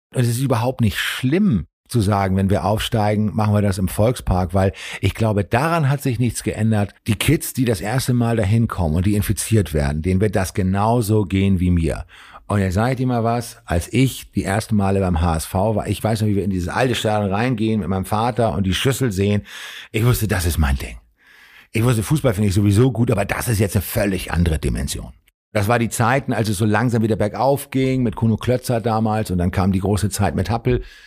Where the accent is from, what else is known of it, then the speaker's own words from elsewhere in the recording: Hamburg, Germany; ich komme aus dem Arbeiterviertel in Hamburg